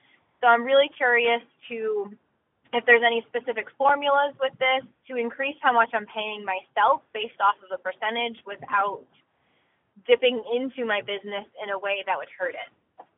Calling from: Rhode Island, United States; I'm calling from Rhode Island.

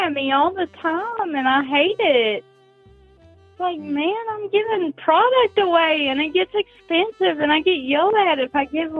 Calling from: Tennessee, United States

